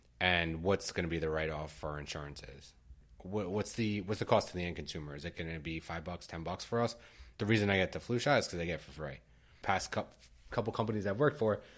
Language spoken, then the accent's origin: English; United States; we're both American, we're born and raised in the U.S.